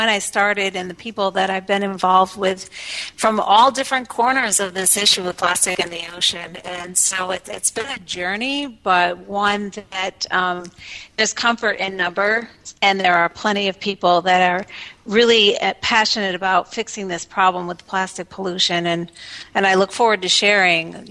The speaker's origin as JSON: {"language": "English", "town": "Elmira", "region": "New York", "country": "United States", "moved": "yes", "said": "I'm from Landlock, Elmira, New York, which is a small town in central New York."}